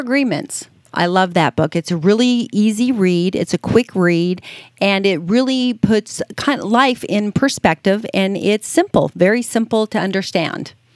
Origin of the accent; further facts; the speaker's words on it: Las Vegas, Nevada, United States; being born and raised in Vegas, I just, uh, you know, it, being a, a child growing up in Las Vegas